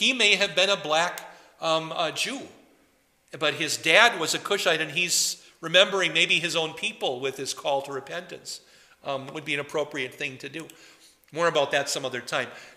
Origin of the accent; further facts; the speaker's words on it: Poynette, Wisconsin, United States; now in New Ulm, United States; I may come from Poinette, Wisconsin, and some of you know that I come from Poinette, Wisconsin